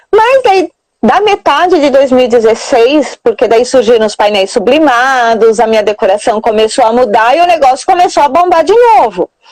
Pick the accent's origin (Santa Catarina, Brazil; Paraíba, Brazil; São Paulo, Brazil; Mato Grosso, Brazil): São Paulo, Brazil; Santa Bárbara d'Oeste; eu sou aqui de Santa Bárbara do Oeste, região de Campinas, São Paulo